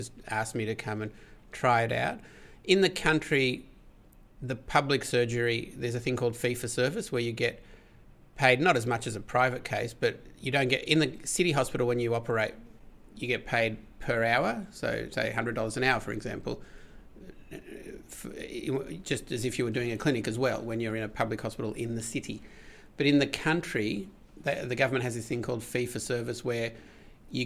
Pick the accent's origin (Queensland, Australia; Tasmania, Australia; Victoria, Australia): Victoria, Australia; Melbourne; also born or lived in Adelaide; I'm from Melbourne, but I went for 4 years to Adelaide train and came back to Melbourne.